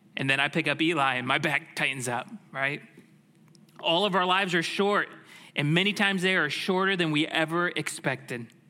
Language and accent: English; Tampa, Florida, United States; I grew up in the Tampa Bay area